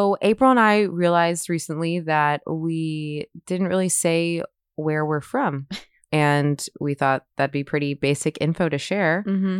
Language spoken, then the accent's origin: English; New Orleans, Louisiana, United States; Yeah, and I literally was born and raised in New Orleans.